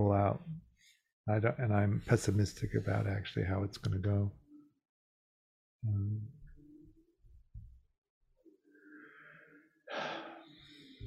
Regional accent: Midwest, United States; moved away; also born or lived in Chicago / New York / Los Angeles; I grew up gay in the Midwest in the 50s and 60s

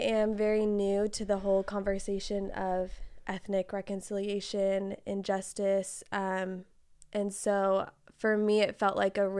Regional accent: Fresno, California, United States; Fresno, here. I mean, hardly any diversity, way far removed from all of that, right?

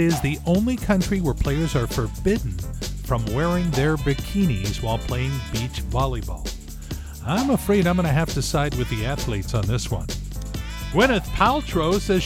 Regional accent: Torrance, California, United States; now in Everett, United States; where I grew up down in Torrance, California

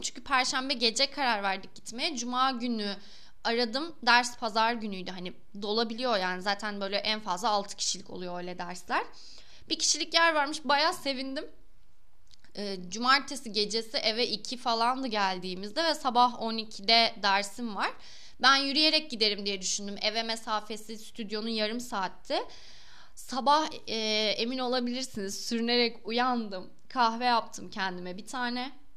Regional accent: Balıkesir, Turkey; moved away as an adult; also born or lived in Istanbul; Ben Balıkesir'de büyüdüm. Lise Balıkesir'de okudum

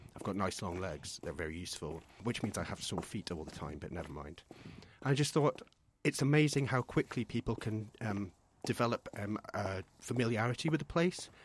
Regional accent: Scotland, United Kingdom; moved away; I'm from Scotland originally, um, in a tiny little village

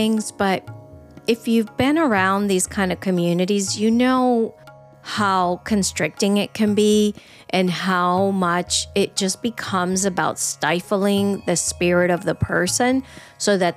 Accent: Venezuela; I grew up in Venezuela

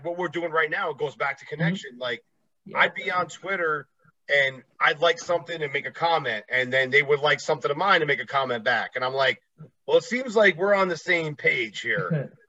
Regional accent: East Coast, United States; I'm a Yankee guy, obviously. I come from the East Coast.

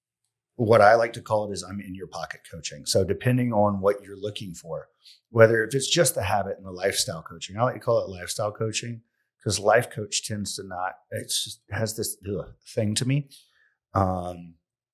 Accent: Pontiac, South Carolina, United States; accent: country; also born or lived in San Francisco / Maui / Oregon / Columbia, South Carolina; I grew up in Pontiac, South Carolina

